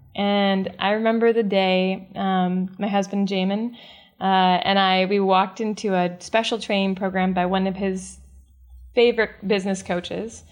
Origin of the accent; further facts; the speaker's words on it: the Midwest of the United States, United States; I was born and raised in the Midwest of the United States.